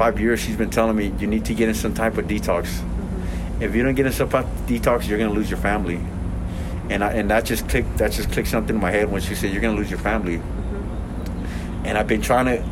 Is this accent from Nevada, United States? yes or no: yes; Elko, Nevada, United States; also born or lived in Los Angeles, California; now in Salt Lake City, United States; when I grew up in Elko, Nevada, me and my native brothers